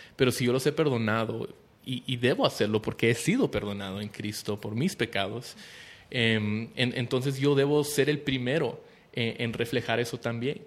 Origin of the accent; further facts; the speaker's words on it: Guatemala; somos guatemaltecos